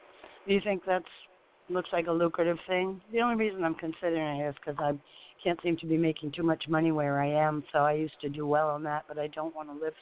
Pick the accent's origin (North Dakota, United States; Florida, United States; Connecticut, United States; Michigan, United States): Florida, United States; East Coast; East Coast, Florida.